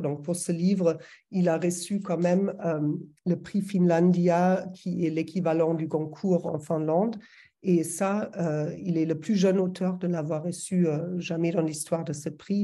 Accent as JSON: {"language": "French", "region": "Berlin", "country": "Germany", "second_language": "French", "moved": "as an adult", "lives_now": "France", "said": "je suis allemande, je pense que ça s'entend toujours, ça va toujours s'entendre. ça fait 20 ans que je vis en France, mais je viens de Berlin."}